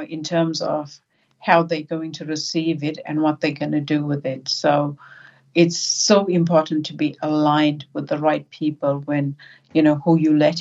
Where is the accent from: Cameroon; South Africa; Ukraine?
South Africa; also born or lived in New Zealand / Australia; now in Sydney, Australia; growing up in South Africa under the apartheid regime and then moving to New Zealand and Australia